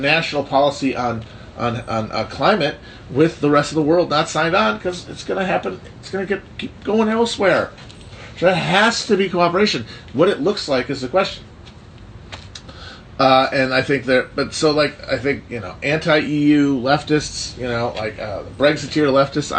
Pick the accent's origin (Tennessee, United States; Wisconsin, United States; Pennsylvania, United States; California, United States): Wisconsin, United States; Midwest; as a Balkan Midwesterner